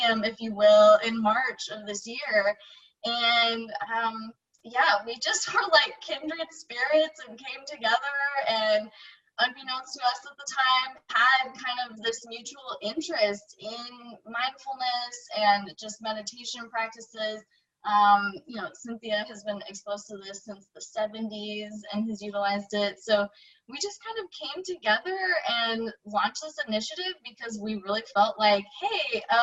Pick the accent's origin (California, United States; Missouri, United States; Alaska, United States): Missouri, United States; Kansas City; moved away as an adult; also born or lived in Washington, D.C.; I live in Kansas City. I'm from Kansas City originally, but I've actually lived all over the place